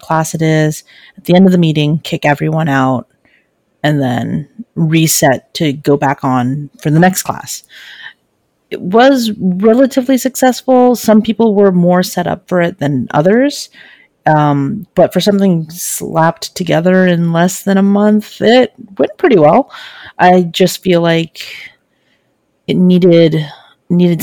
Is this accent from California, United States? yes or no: yes; California, United States; I am from California